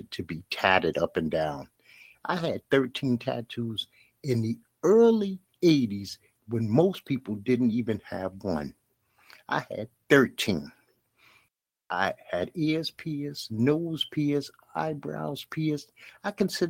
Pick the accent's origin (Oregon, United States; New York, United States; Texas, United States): New York, United States; New York City; I grew up in Bed-Stuy, Brooklyn